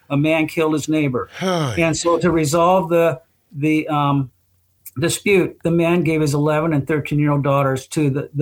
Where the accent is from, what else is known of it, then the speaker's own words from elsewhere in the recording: United States; me being an American